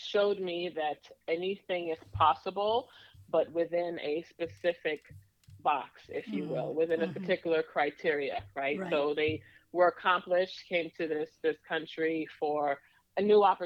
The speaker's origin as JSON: {"language": "English", "town": "New York City", "region": "New York", "country": "United States", "tie": "born or raised there", "moved": "as an adult", "lives_now": "Atlanta, United States", "said": "my childhood growing up in Bushwick"}